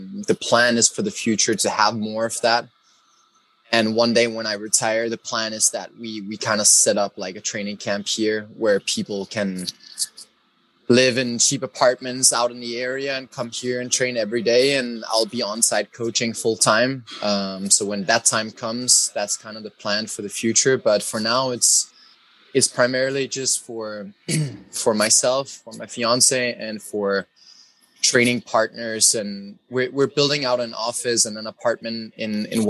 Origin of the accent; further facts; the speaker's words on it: Copenhagen, Capital Region of Denmark, Denmark; I was raised in Copenhagen, so pretty much the capital of the country